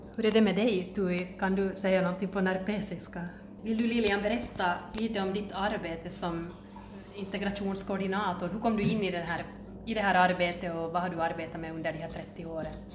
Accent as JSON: {"language": "Swedish", "country": "Finland", "said": "vi ju redan som finlandssvenskar så är man en minoritet"}